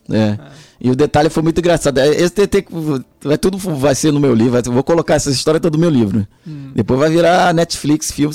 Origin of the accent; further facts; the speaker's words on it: Rio de Janeiro, Brazil; also born or lived in Salvador, Bahia / São Paulo; Eu nasci em Salvador, na Bahia, sou soteropolitano, com muita honra, orgulho, baiano, minha família é baiana. E, e aí, quando eu tinha dois anos de idade, minha mãe foi morar no Rio de Janeiro